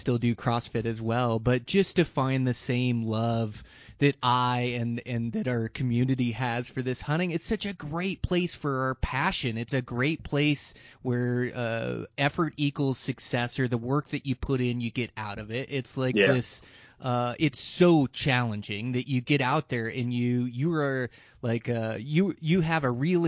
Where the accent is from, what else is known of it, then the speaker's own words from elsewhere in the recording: Montana, United States; my home state of Montana in this amazing mountain range of like the Gravelies that's in my home range where I live